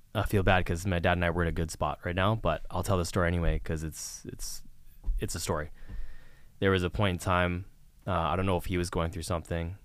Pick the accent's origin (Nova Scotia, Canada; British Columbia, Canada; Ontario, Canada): British Columbia, Canada; Vancouver; moved away as an adult; also born or lived in Prince Edward Island / Toronto; I grew up in Vancouver, British Columbia